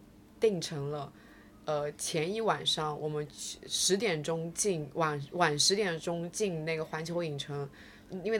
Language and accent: Chinese; southern China, China; 毕竟我们都是南方人。